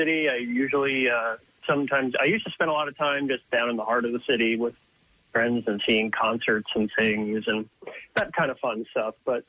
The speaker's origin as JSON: {"language": "English", "town": "Philadelphia", "region": "Pennsylvania", "country": "United States", "tie": "born or raised there", "said": "I grew up in the Northeast, sort of the Frankfurt area."}